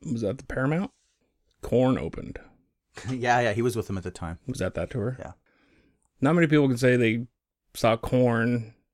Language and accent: English; Bellingham, Washington, United States; born raised, uh, born and raised in Bellingham.